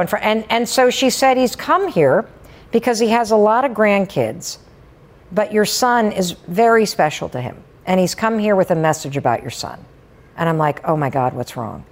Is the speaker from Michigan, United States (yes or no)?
yes; Western Michigan, United States; moved away as an adult; also born or lived in New Hampshire; I grew up in Western Michigan